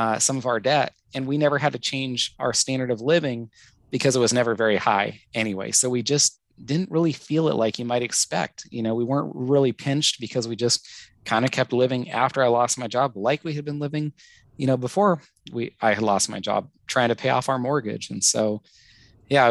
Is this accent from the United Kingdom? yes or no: no; United States